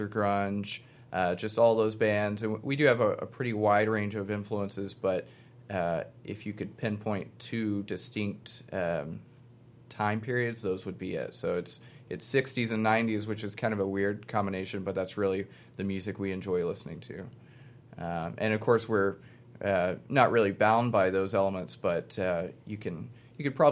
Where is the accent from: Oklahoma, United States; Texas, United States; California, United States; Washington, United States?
Texas, United States; Dallas; now in Austin, United States; I'm from Dallas